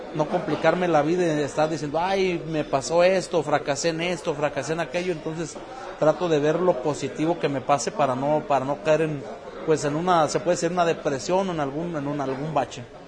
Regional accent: Mexico; born or raised there; moved away as an adult; now in San Diego, United States

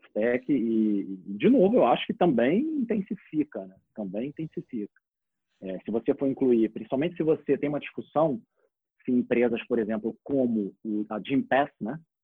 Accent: Rio de Janeiro, Brazil; eu sou do Rio

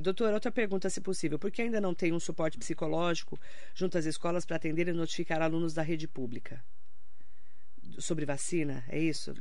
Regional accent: Suzano, São Paulo, Brazil; lá onde eu nasci, no Sesc, em Suzano, tinha um morro

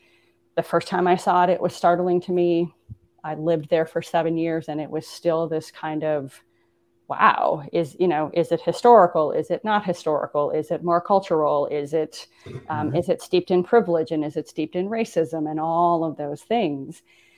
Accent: Midwest, United States; Growing up in the Midwest had a very distinct kind of cultural underpinning.

